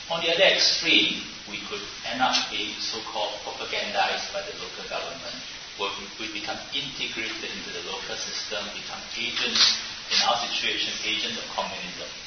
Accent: Singapore; I grew up in Asia, in Singapore

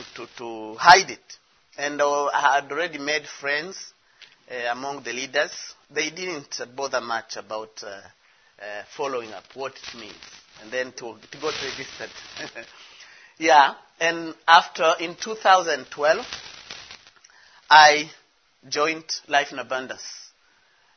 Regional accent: DR Congo; I'm from the Congo, DRC

